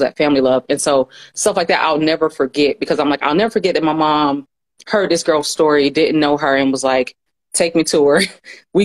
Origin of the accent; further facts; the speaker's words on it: Atlanta, Georgia, United States; I am originally from Atlanta. So I grew up like in the South.